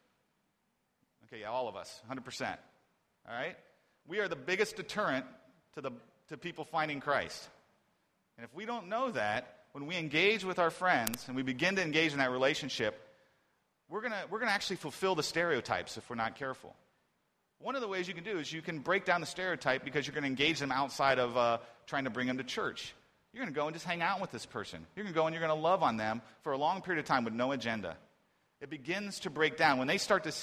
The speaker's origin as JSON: {"language": "English", "town": "Columbus", "region": "Ohio", "country": "United States", "tie": "born or raised there", "moved": "yes", "lives_now": "Beijing, China", "said": "my hometown of Columbus, Ohio. And after living here in Beijing"}